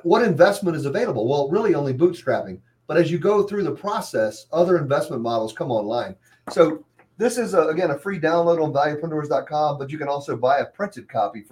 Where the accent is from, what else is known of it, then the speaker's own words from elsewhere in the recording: Hampton, Virginia, United States; when I grew up in Hampton